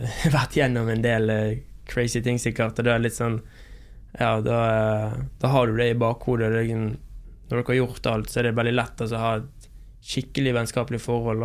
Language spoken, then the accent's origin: Norwegian; Bergen, Vestland, Norway; moved away; når jeg er hjemme i Bergen og har vært hjemme i Bergen noen uker